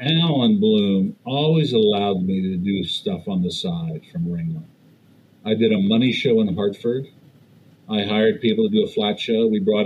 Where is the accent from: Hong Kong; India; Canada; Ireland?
Canada; Montreal, Quebec; moved away as an adult; also born or lived in Toronto / Atlanta; I'm from Montreal